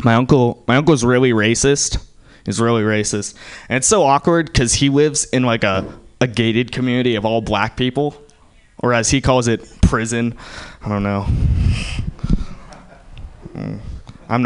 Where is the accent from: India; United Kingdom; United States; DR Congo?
India; I'm Indian.